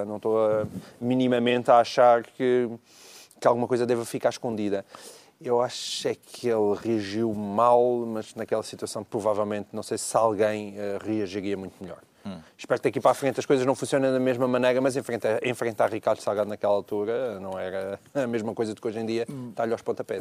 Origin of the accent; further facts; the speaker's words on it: Portalegre, Alentejo, Portugal; eu cresci em Porto Alegre